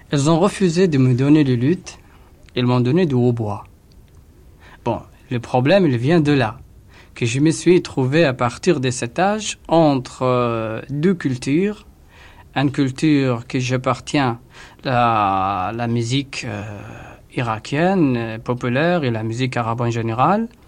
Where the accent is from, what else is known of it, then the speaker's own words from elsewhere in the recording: Basra, Basra Governorate, Iraq; born there; Je suis né à Basra, dans le sud de l'Irak.